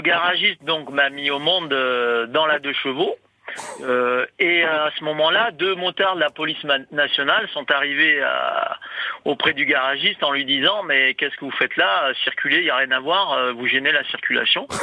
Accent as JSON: {"language": "French", "town": "Barbantane", "region": "Provence-Alpes-Côte d'Azur", "country": "France", "tie": "born or raised there", "also_born_or_lived": "Avignon", "said": "j'ai grandi dans la commune de Barbantane"}